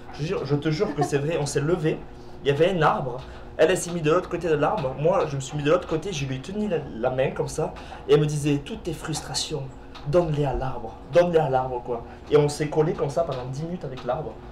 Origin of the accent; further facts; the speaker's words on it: Perpignan, Occitania, France; moved away as an adult; now in Quebec, Canada; je viens de Perpignan. C'est euh, dans le sud de la France, c'est à la frontière de l'Espagne